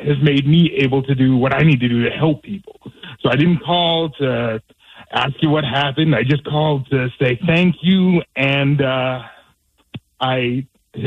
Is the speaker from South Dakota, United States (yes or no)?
yes; South Dakota, United States; also born or lived in Olympia, Washington; I'm from South Dakota, but I got my degree out at the Evergreen State College.